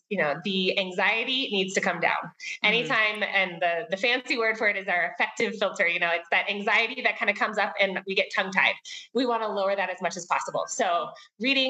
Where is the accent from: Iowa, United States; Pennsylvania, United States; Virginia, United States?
Virginia, United States; moved away as an adult; now in Quito, Ecuador; I'm originally from the Great Commonwealth of Virginia and have four kids and my husband. And we currently live in Quito, Ecuador.